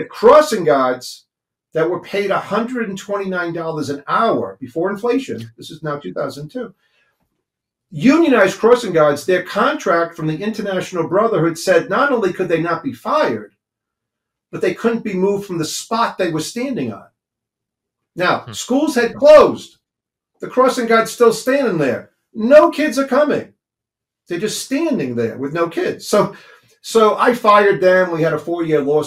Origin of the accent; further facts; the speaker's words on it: Cranston, Rhode Island, United States; from humble beginnings in Cranston. So I'm from Cranston, Rhode Island. Went to the public schools there.